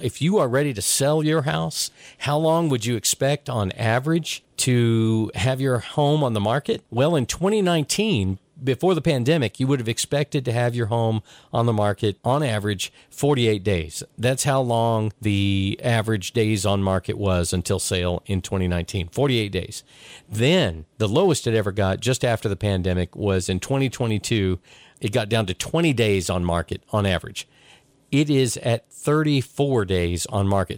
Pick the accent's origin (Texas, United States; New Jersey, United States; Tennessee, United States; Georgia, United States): Tennessee, United States; Chattanooga; I grew up here in Chattanooga